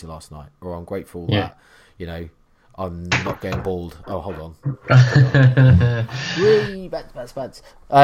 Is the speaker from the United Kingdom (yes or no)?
yes; Norfolk, East of England, United Kingdom; I'm from Norfolk